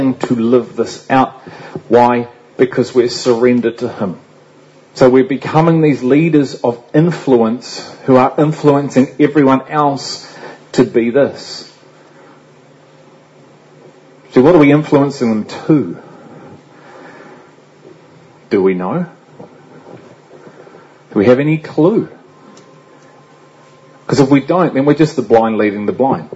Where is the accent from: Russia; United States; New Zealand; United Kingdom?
United Kingdom; England; And I'm English too